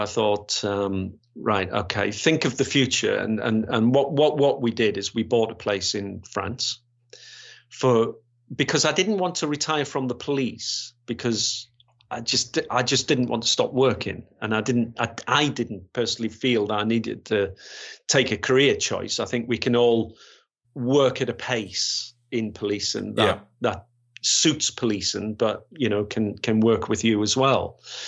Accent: Yorkshire and the Humber, United Kingdom; because I come from West Yorkshire following the riots there

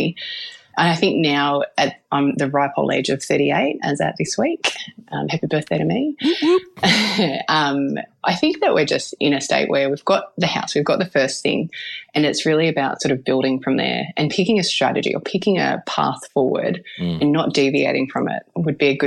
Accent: Melbourne, Victoria, Australia; I'm from Melbourne in the northern suburbs

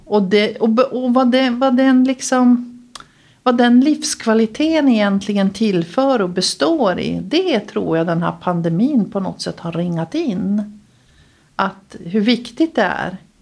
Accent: Luleå, Norrbotten County, Sweden; moved away as an adult; also born or lived in Stockholm; jag är född eh, i Vitodalen, högst upp i Vitodalen. Fågelvägen närmare till Överkalix, men det är Luleå

